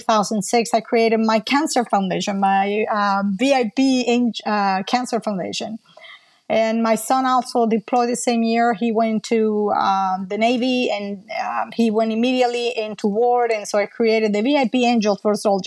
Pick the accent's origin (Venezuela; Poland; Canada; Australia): Venezuela; English is a second language; moved away as an adult; also born or lived in Colombia; now in United States; So I entered Venezuela basically as a war refugee. And I grew up in Venezuela with my mom.